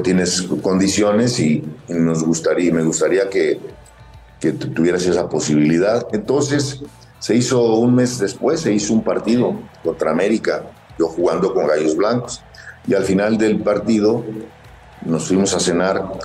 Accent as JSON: {"language": "Spanish", "region": "Querétaro", "country": "Mexico", "tie": "born or raised there", "also_born_or_lived": "Matamoros, Tamaulipas", "moved": "yes", "said": "donde yo crecí, no soy, no soy queretano, soy matamorense, pero soy, soy queretano de corazón"}